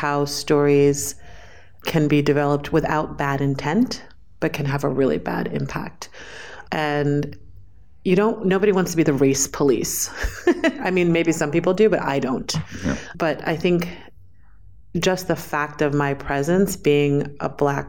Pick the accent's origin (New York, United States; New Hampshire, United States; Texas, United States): New York, United States; New York City; I was born and raised in New York City.